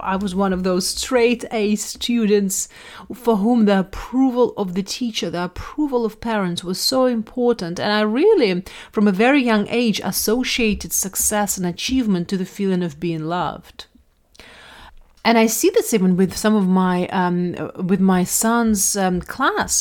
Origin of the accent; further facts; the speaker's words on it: Russia; moved away; I grew up in Russia in a quite, um, quite a stern society